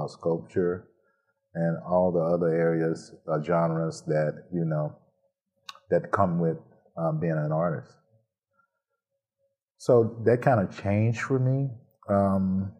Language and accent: English; Elberton, Georgia, United States; now in Saginaw, United States; I'm originally from Elberton, Georgia, which is a small community in North Georgia. And I had the support of the whole community pretty much.